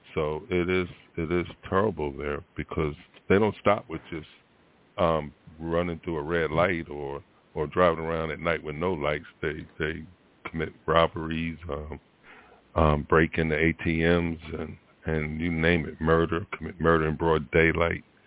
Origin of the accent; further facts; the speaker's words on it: Philadelphia, Pennsylvania, United States; moved away; that's my hometown, um, my birthplace